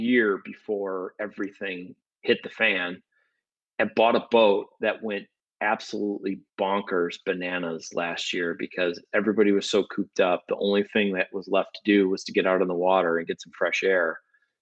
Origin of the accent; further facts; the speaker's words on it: Midwest, United States; moved away as an adult; now in Los Angeles, United States; We're from the Midwest.